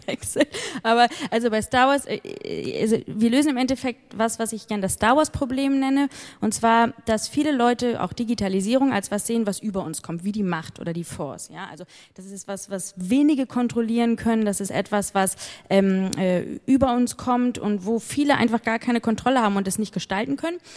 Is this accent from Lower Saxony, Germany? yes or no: no; Hamburg, Germany; moved away as an adult; now in United Kingdom; Und da ich selbst Deutsche bin, ich komme ursprünglich aus Hamburg, ähm, liegt es mir besonders am Herzen